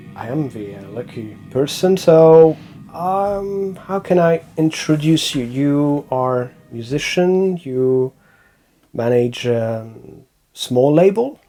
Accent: France; accent: French; English is a second language; my French accent did not disappear completely

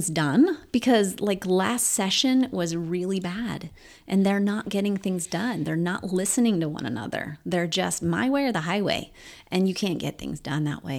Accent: Roxana, Illinois, United States; moved away as an adult; now in St. Charles County, United States; I worked at an ice cream shop in my hometown.

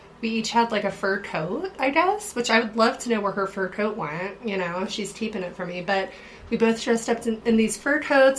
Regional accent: Pittsburgh, Pennsylvania, United States; And, okay, I'm from Pittsburgh, and we're, like, from the suburbs.

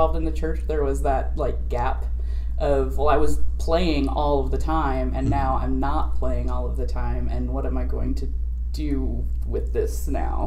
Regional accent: Sioux City, Iowa, United States; moved away as an adult; I grew up in Iowa, but it was, like, very close to South Dakota and Nebraska. So when we were living in, like, Sioux City

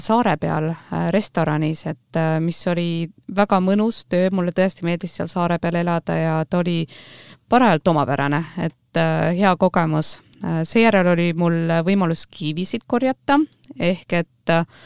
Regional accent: Rapla, Rapla County, Estonia; moved away as an adult; also born or lived in Austria / Germany / New Zealand / United States; olen sündinud ja kasvanud Raplas

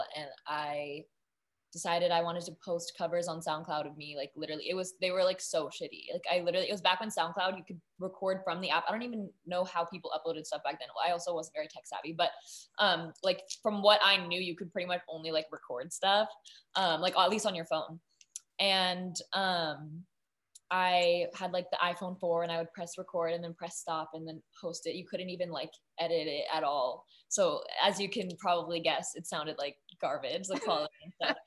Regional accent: Napa, California, United States; I'm from Napa

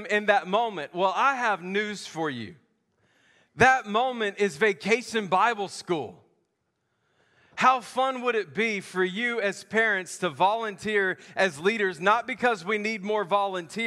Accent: the South, United States; I grew up in the South

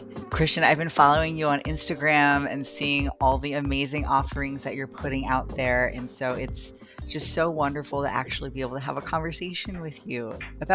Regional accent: United States; now in Baltimore, United States; My ancestry is mostly Tagalog and some Chinoy, but I was raised here on Turtle Island

